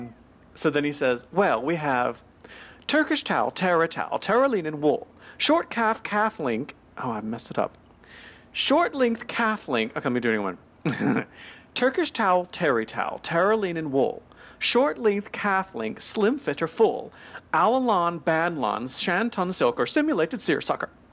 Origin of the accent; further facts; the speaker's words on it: the South, United States; I'm from the South